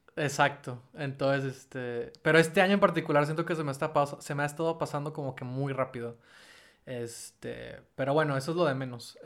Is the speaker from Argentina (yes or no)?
no; Monterrey, Nuevo León, Mexico; como nosotros, como de regios